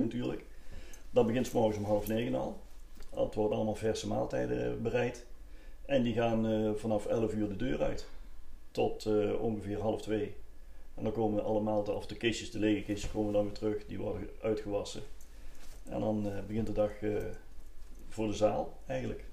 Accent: Helmond, North Brabant, Netherlands; also born or lived in Deurne; now in Liessel, Netherlands; geboren in Mierlehout in augustus 1961

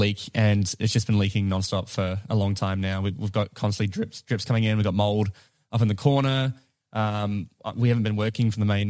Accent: New Zealand; accent: New Zealand

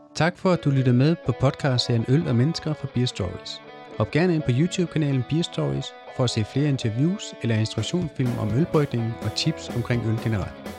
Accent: South Jutland, Southern Denmark, Denmark; jeg vokset op i Sydjylland

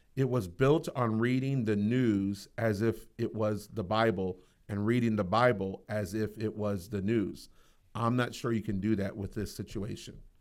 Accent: United States; I'm an American

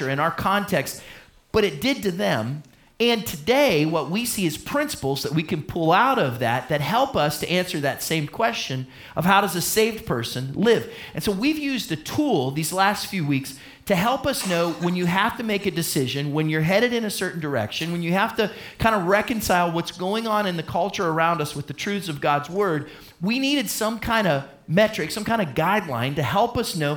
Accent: United States; my passport says I'm from the United States of America

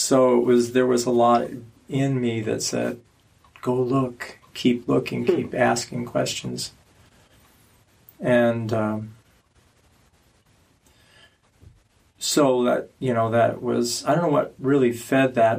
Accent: Omaha, Nebraska, United States; moved away; I grew up not here. I grew up in Nebraska

